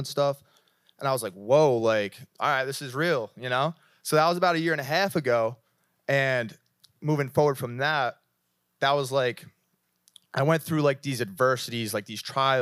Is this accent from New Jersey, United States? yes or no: yes; New Jersey, United States; moved away as an adult; now in California, United States; I'm from Jersey